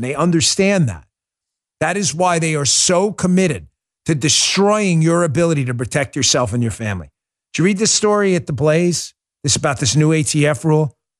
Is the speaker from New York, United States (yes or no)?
yes; New York, United States; moved away as an adult; also born or lived in Maryland; I grew up in New York